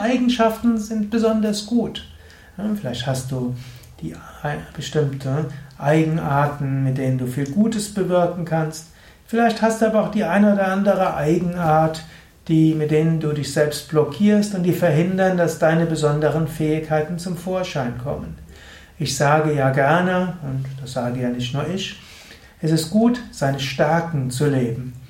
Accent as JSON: {"language": "German", "town": "Gensingen", "region": "Rhineland-Palatinate", "country": "Germany", "said": "aus Gensingen, das ist der Ort, wo ich herkomme"}